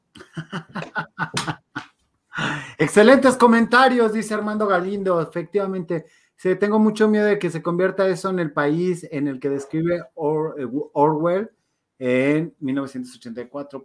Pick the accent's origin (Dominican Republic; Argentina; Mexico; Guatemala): Mexico; sí somos mexicanos agachones muchas veces